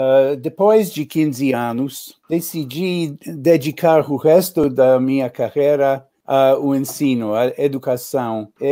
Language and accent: Portuguese; New York, United States; born there; Portuguese is a second language; Nasci em Nova York, uh, cresci em vários lugares uh, nos Estados Unidos.